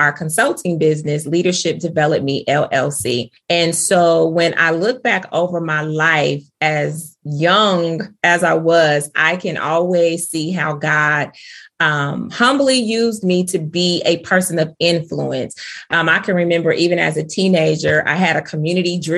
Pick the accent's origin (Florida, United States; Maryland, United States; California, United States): California, United States; Bay Area and Sacramento, Northern; moved away as an adult; also born or lived in Grambling, Louisiana / Charlotte, North Carolina; now in North Carolina, United States; I am from Northern California, born and raised between the Bay Area and Sacramento